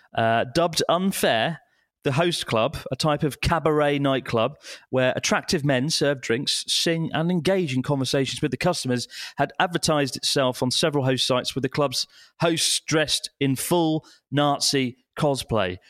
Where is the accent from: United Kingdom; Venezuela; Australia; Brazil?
United Kingdom; now in Japan; British people, we are a bit more, I don't know, I think we keep our opinions to ourselves a bit more generally